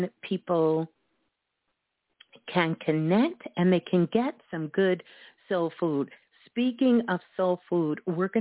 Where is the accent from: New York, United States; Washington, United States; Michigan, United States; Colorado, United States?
New York, United States; Brooklyn; my hometown. Brooklyn in the house